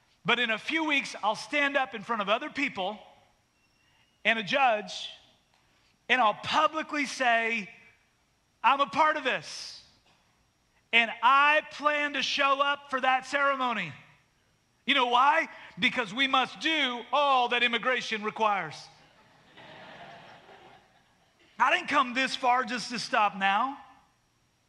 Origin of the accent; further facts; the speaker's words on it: Canada; now in United States; I was born in Canada